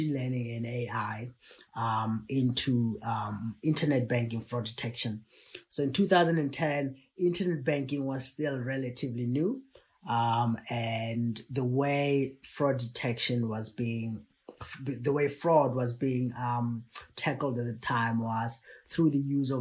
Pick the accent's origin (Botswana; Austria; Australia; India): Botswana; moved away as an adult; I was born in Botswana in a city.